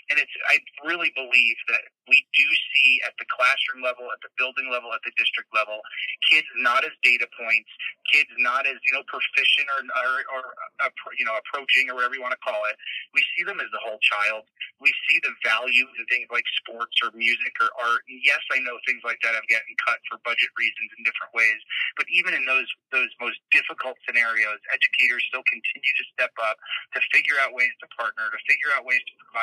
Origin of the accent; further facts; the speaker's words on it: New York, United States; I'm a New Yorker